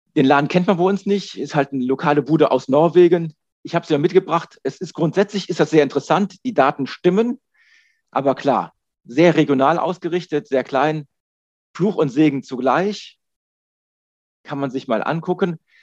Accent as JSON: {"language": "German", "country": "Germany", "said": "wir als Deutsche"}